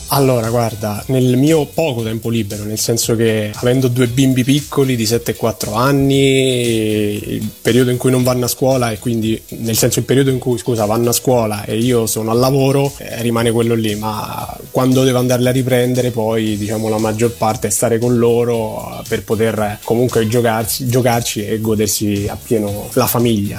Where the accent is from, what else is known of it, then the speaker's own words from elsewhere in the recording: Poggio Mirteto, Lazio, Italy; moved away as an adult; also born or lived in Rome; now in Turin, Italy; le mie origini sono dalla terra sabina, vengo da Poggio Mirteto in provincia di Rieti